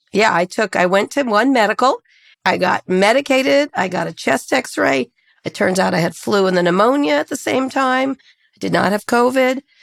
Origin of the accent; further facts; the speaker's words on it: Princeton, New Jersey, United States; moved away; where I grew up in Princeton